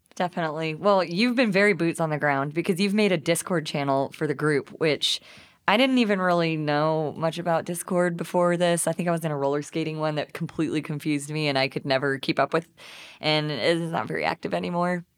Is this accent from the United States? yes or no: yes; East Texas, United States; now in Fayetteville, United States; I'm from East Texas